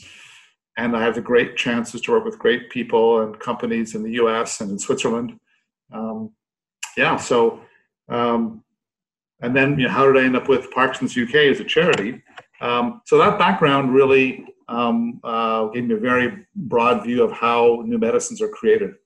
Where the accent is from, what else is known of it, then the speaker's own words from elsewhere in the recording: Canada; now in United Kingdom; I'm a Canadian neuroscientist by background